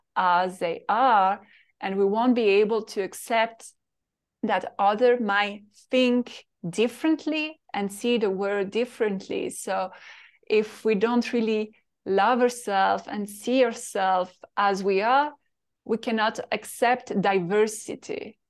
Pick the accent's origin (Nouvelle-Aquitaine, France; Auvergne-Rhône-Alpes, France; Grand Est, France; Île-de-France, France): Île-de-France, France; Paris; English is a second language; moved away as an adult; I'm French from Paris, and I grew in this little town, as you know, very boring